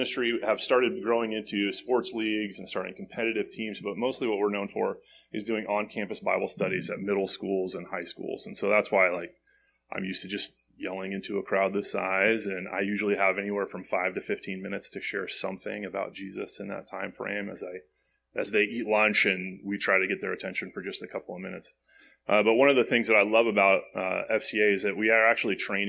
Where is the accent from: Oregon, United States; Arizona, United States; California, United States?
Arizona, United States; Phoenix; I'm a kid from Phoenix. I grew up in a poor area.